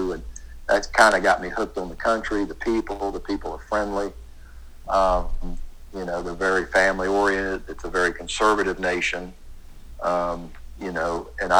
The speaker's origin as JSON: {"language": "English", "country": "United States", "said": "I was from America"}